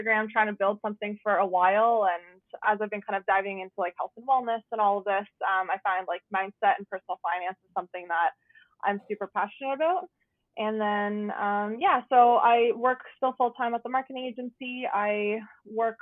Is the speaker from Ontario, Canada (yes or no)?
yes; Guelph, Ontario, Canada; I was actually born and raised in Guelph. I'm still living here